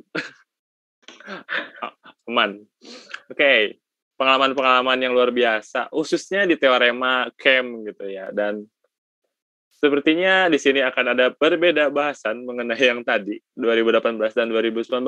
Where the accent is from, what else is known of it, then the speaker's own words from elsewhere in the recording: West Java, Indonesia; accent: Sundanese; saya asli orang Sunda Kang jadi logatnya asli Sunda